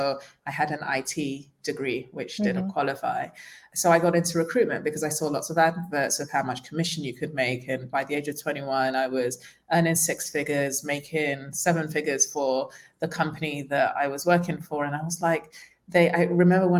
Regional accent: London, United Kingdom; moved away as an adult; also born or lived in Nigeria; now in Tulum, Mexico; I was born in Nigeria and moved to London when I was 6 years old

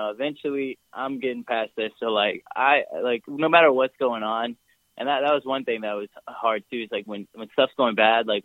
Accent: United States; I'm from America

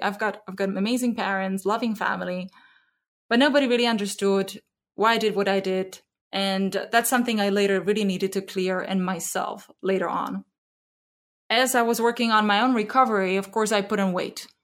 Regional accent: Zlín, Zlín Region, Czechia; moved away as an adult; now in Bay Area, United States; I grew up in the Czech Republic in a small town called Zlín

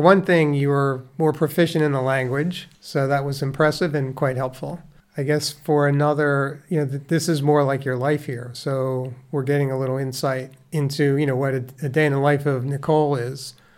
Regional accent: Conshohocken, Pennsylvania, United States; also born or lived in Dresher, Pennsylvania; I was born and raised in the small town of Conshohocken, Pennsylvania

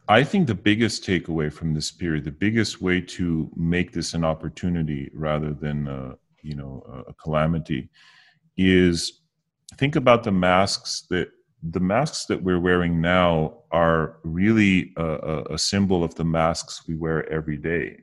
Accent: United States; I was born in the States, um, but my parents are immigrants. They immigrated from Bulgaria

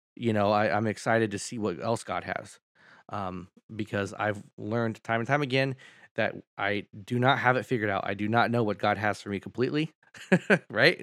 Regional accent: Sacramento, California, United States; I grew up here in Sacramento

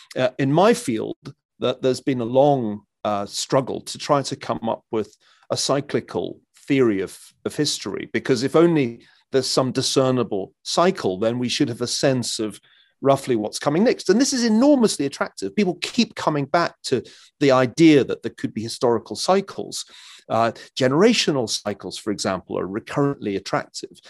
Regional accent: Scotland, United Kingdom; being a Scotsman

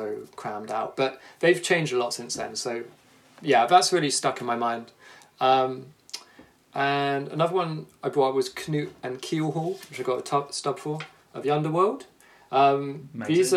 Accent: Somerset, South West England, United Kingdom; moved away as an adult; also born or lived in Brighton; I grew up in Somerset

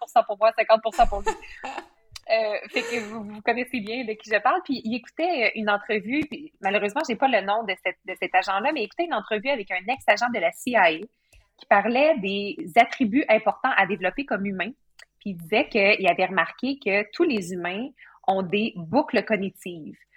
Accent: Bas-Saint-Laurent, Quebec, Canada; moved away; je viens du Bas-Saint-Laurent

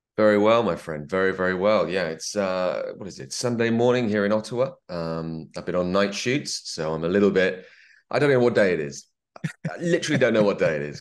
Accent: England, United Kingdom; I'm English

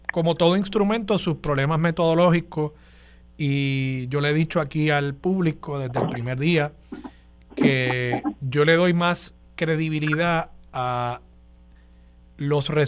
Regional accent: San Juan, Puerto Rico; es mi percepción como sanjuanero

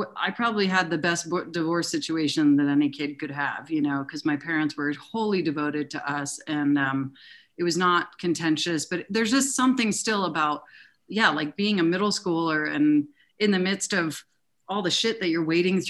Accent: Denver, Colorado, United States; I grew up in Denver

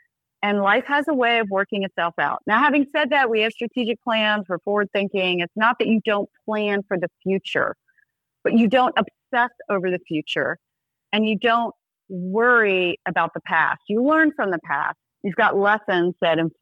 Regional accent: South Georgia, United States; I'm from South Georgia.

